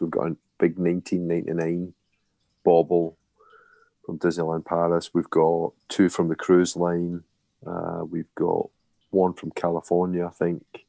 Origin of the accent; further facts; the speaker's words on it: Scotland, United Kingdom; me being Scottish